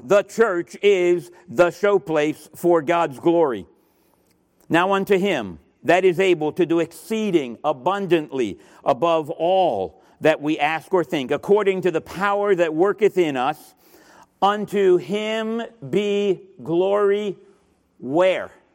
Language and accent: English; Miami, Florida, United States; moved away; also born or lived in Sydney, Australia; I'm from Miami, Florida